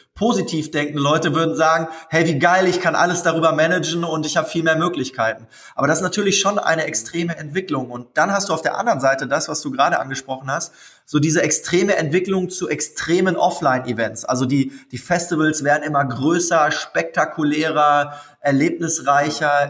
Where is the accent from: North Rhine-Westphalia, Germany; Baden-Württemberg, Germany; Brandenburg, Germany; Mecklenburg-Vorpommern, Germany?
North Rhine-Westphalia, Germany; Cologne; in Köln, das ist meine Heimatstadt.